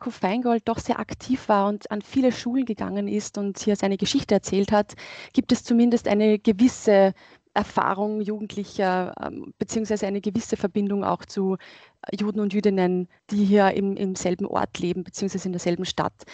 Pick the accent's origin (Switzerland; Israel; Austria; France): Austria; Upper Austria; Also ich bin in Oberösterreich aufgewachsen und von daher ist es, wäre das eigentlich ein Zufall gewesen, jemandem zu begegnen, gerade wenn man am Land aufwächst, der jüdisch ist.